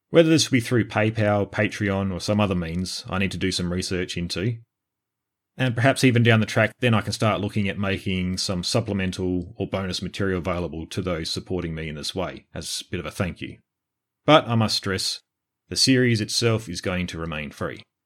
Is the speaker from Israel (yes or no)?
no; Australia; I'm Australian born and bred, with three generations behind me born and bred.